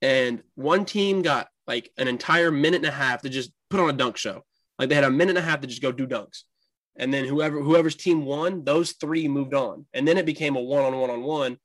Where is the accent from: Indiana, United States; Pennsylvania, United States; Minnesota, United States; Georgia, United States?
Indiana, United States; We're from Indiana